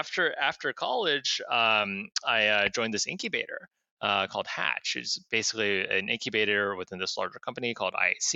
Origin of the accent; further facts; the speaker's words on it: Kansas, United States; I grew up in Kansas